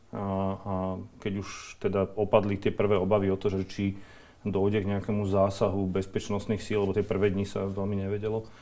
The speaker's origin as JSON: {"language": "Slovak", "town": "Bratislava", "region": "Bratislava Region", "country": "Slovakia", "tie": "born or raised there", "said": "Ja som pôvodom z Bratislavy, áno."}